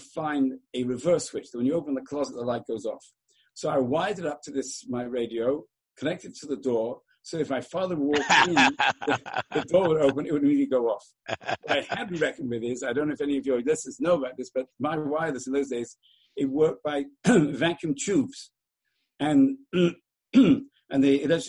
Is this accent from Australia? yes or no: no; England, United Kingdom; now in Baltimore, United States; when I was a young boy growing up in England